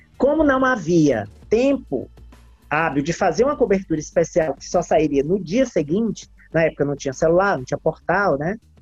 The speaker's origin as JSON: {"language": "Portuguese", "town": "Teresina", "region": "Piauí", "country": "Brazil", "tie": "born or raised there", "said": "eu sou teresinense, minha mãe é teresinense"}